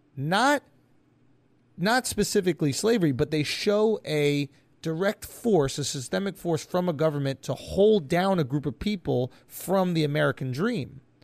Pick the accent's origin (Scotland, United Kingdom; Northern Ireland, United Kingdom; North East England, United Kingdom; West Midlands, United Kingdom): Scotland, United Kingdom; as a Scottish person